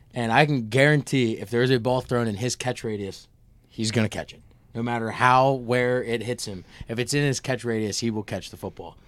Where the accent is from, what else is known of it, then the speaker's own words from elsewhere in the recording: Nazareth, Pennsylvania, United States; I'm from Nazareth, Pennsylvania, the Lehigh Valley